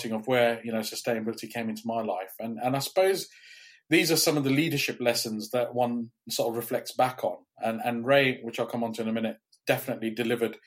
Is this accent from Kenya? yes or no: yes; Kenya; also born or lived in India; now in Cambridge, United Kingdom; I grew up in Kenya